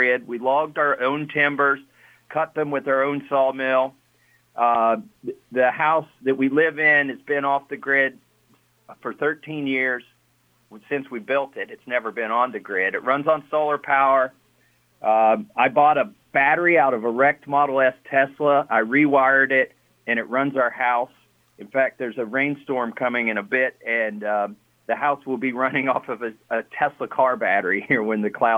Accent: Kentucky, United States; moved away as an adult; also born or lived in New England; my wife and I moved back to Kentucky from New England

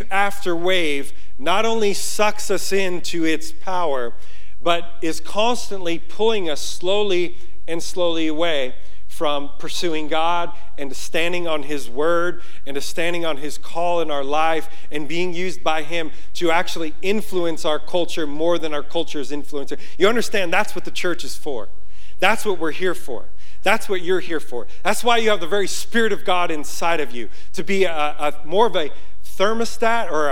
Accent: Yonkers, New York, United States; moved away; I'm from Yonkers, New York

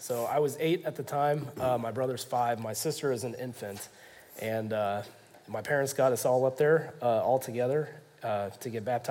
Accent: Kansas City, United States; I grew up here in Kansas City, and my parents attend and still do to this day a Methodist church that they took us to on nearly a weekly basis.

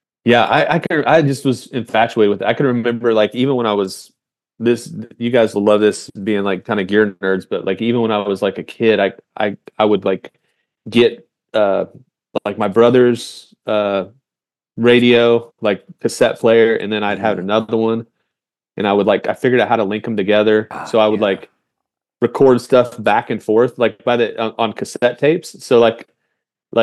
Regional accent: Indiana, United States; I grew up in Indiana

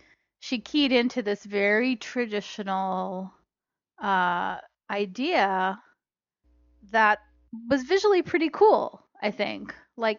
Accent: Canada; being Canadian, I'm familiar with the Québécois

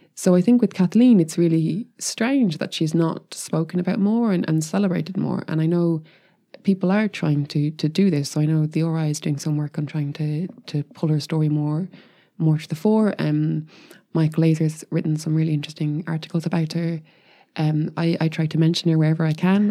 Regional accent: Ireland; I'm Irish as well

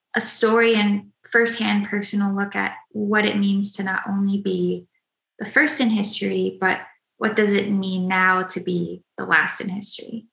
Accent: Minnesota, United States; I grew up in Minnesota

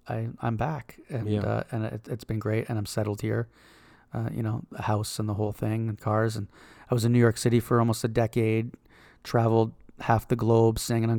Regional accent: Canada; moved away as an adult; also born or lived in Toronto; I'm Canadian, and I was living in Canada.

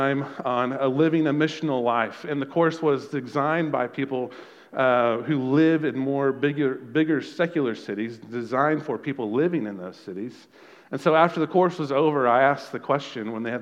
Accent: Texas, United States; we're Americans, we're Texans, and we're Aggies

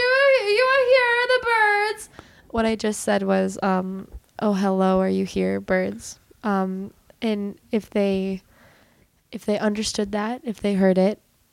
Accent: Ukraine; born there; Actually, I was born in Ukraine, and in Ukraine, it's called kvass.

